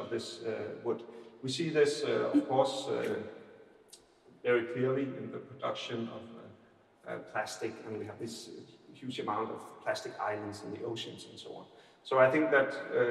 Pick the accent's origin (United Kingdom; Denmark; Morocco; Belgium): Denmark; Aarhus, Central Denmark Region; accent: Aarhus; English is a second language; I have an Aarhus accent when I'm talking English